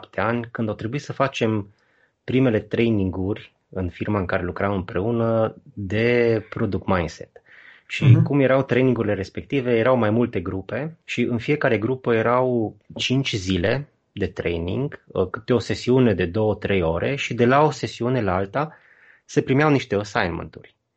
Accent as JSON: {"language": "Romanian", "town": "Baia Mare", "region": "Maramureș County", "country": "Romania", "said": "în Baia Mare, de unde sunt eu"}